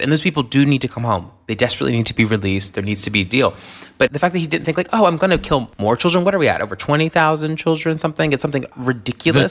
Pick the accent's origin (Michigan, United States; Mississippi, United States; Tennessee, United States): Tennessee, United States; a black queer kid from Tennessee